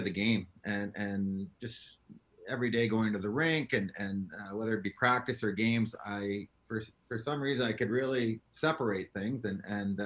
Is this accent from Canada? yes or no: yes; London, Toronto, Ontario, Canada; I grew up just outside of Toronto, London, Ontario. It's about 2 hours west. And when I was about 11, my dad was transferred here to Toronto and grew up here.